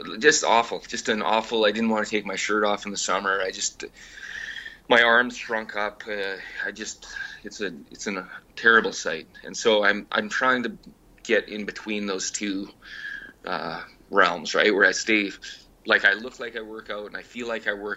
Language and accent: English; Canada; I'm Canadian